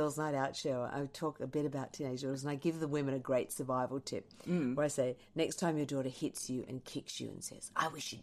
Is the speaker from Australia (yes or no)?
yes; Australia; being Australian